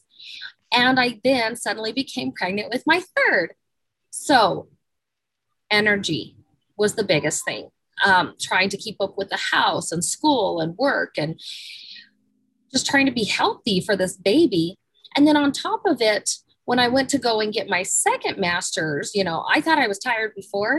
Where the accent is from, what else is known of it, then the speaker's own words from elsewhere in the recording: Salt Lake City, Utah, United States; I grew up in Salt Lake City, downtown Salt Lake.